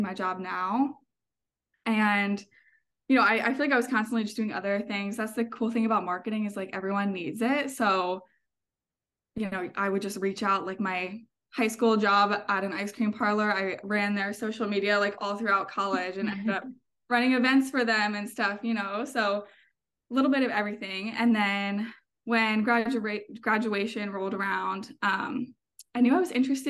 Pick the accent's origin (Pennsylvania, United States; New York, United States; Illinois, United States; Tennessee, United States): Pennsylvania, United States; I'm from Pennsylvania